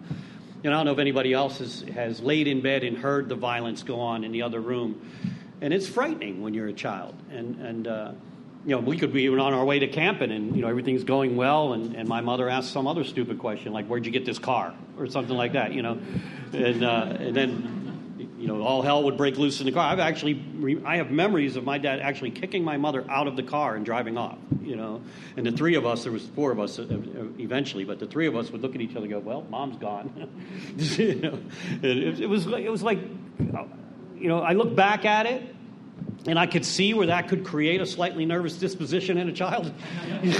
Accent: Pittsburgh, Pennsylvania, United States; I'm from Pittsburgh originally

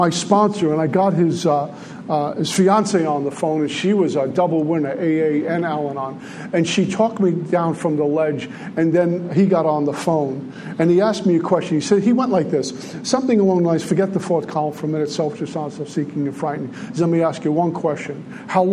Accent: New York City, New York, United States; I grew up in Red Hook, Brooklyn

